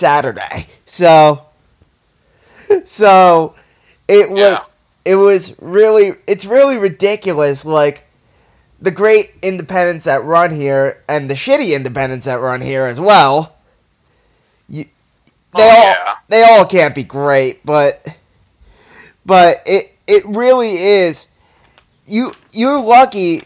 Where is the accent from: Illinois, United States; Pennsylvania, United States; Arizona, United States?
Pennsylvania, United States; Philadelphia; I'm from Philadelphia, as you know, and I live right outside the city